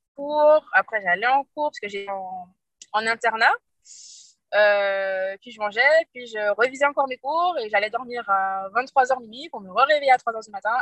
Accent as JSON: {"language": "French", "country": "Guadeloupe", "moved": "as an adult", "lives_now": "Toulouse, France", "said": "je suis guadeloupéenne"}